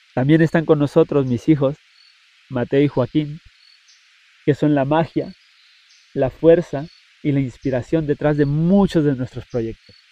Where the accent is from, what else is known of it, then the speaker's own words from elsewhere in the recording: Puerto Rico; nosotros mismos como puertorriqueños